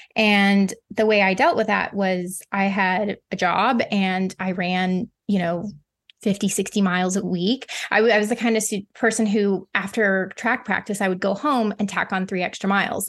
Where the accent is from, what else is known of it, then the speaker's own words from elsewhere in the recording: the Ozarks, United States; I grew up in the Ozarks, which is like the southern part of the Midwest